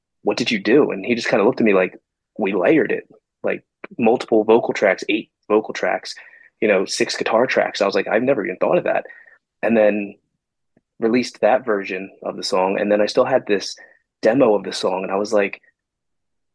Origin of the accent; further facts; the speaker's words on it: Blackwood, New Jersey, United States; I am from South Jersey in Blackwood, New Jersey area